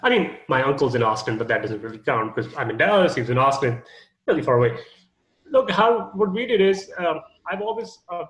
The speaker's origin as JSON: {"language": "English", "country": "Canada", "said": "I'm Canadian"}